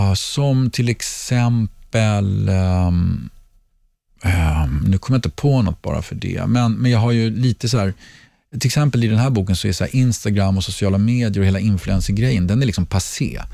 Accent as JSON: {"language": "Swedish", "country": "Sweden", "also_born_or_lived": "Mallorca", "moved": "as an adult", "said": "bor vi hemma i Sverige igen"}